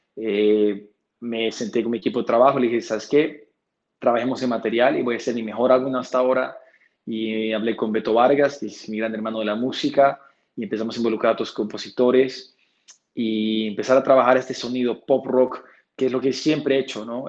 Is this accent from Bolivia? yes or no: yes; Bolivia; siendo el primer boliviano que llega allá